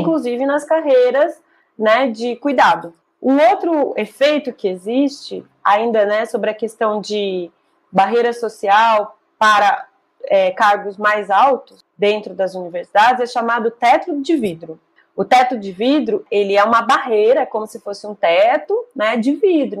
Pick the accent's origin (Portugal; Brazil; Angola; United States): Brazil; como brasileiros